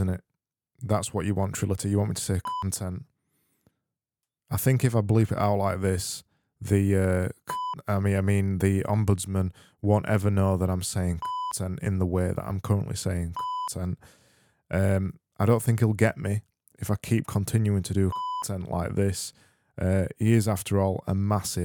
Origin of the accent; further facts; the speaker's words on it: Yorkshire and the Humber, United Kingdom; accent: Yorkshire; I am from Yorkshire